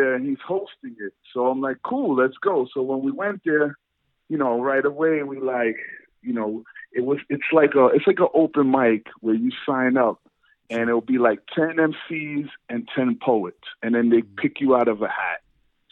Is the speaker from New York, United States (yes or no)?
yes; New York City, New York, United States; where I grew up in Brighton, Brooklyn, is like Brighton Beach